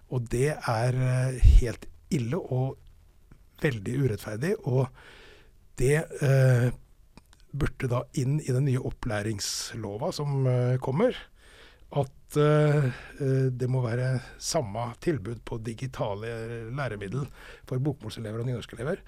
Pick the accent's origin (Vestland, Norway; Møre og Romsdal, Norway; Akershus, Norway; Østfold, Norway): Østfold, Norway; Fredrikstad; accent: Østfold dialect; jeg er fra Fredrikstad